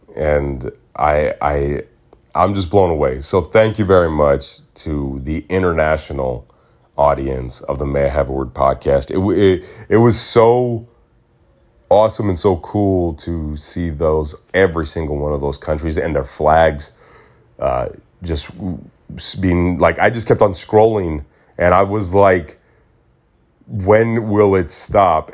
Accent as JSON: {"language": "English", "town": "Mesa", "region": "Arizona", "country": "United States", "tie": "born or raised there", "moved": "yes", "lives_now": "Los Angeles, United States", "said": "I was born and raised in Mesa"}